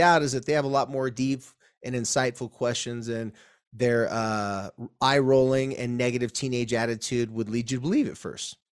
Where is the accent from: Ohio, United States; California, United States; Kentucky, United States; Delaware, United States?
California, United States; Carlsbad; Carlsbad, my hometown